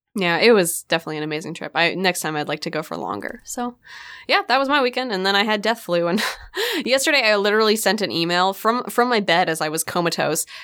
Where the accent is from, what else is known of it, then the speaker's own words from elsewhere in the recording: Port Townsend, Washington, United States; the theater in my hometown, Port Townsend